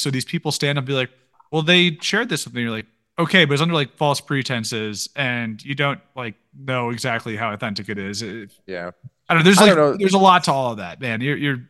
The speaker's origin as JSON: {"language": "English", "region": "Maryland and DC", "country": "United States", "tie": "born or raised there", "also_born_or_lived": "Washington, D.C. / Navajo Nation (back out here)", "said": "growing up in Maryland and DC on the East Coast"}